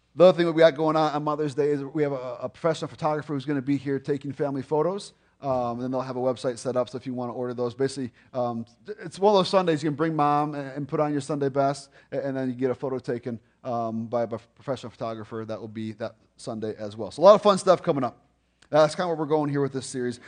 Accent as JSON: {"language": "English", "town": "Lake Zurich", "region": "Illinois", "country": "United States", "tie": "born or raised there", "said": "we grew up in Lake Zurich"}